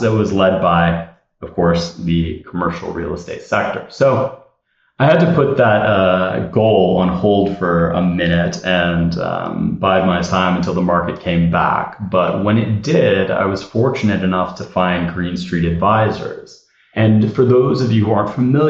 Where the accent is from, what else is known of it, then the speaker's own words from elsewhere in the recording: Southern California, United States; I grew up in Southern California